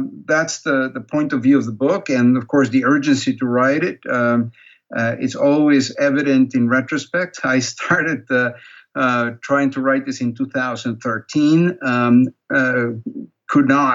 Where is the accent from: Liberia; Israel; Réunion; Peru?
Peru; moved away as an adult; also born or lived in Canada; now in United States; I'm originally from Peru. That's where I was born. That's where I grew up